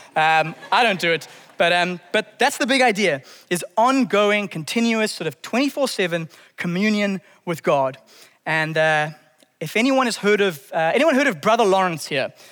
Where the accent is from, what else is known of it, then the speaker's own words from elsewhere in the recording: Zimbabwe; I grew up in Zimbabwe in the early nineties.